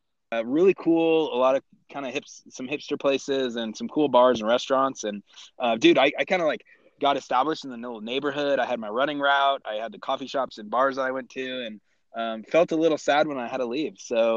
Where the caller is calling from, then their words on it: Colorado, United States; I am sitting in kind of central Colorado